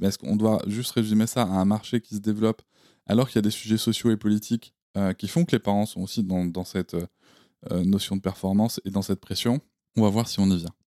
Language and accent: French; Gironde countryside, Nouvelle-Aquitaine, France; là où j'ai grandi, c'est-à-dire dans la campagne girondine